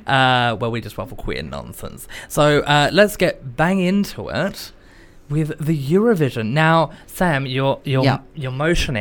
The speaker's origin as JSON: {"language": "English", "region": "North East England", "country": "United Kingdom", "accent": "Geordie", "said": "But I've come back to the UK. Mm. Who am I? I'm Geordie."}